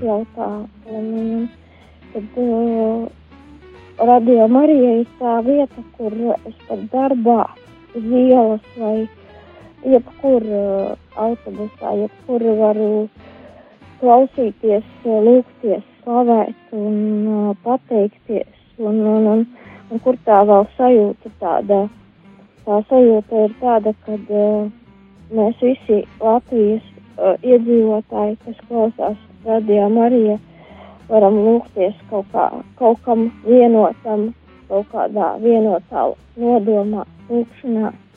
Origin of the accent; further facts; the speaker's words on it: Balvi, Latgale, Latvia; esmu no balviem.